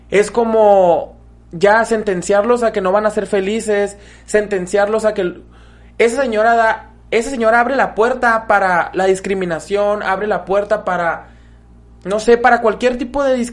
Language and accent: Spanish; Mexico; also born or lived in Mexicali, Baja California; como mexicanos.